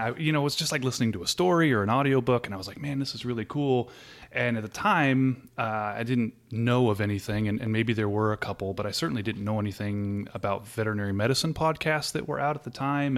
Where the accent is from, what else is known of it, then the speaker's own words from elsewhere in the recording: Southern California, United States; moved away as an adult; I'm originally from Southern California, um, pretty much halfway between L A and San Diego, um, so kind of near the beach and grew up there and lived there, uh, until about four years ago.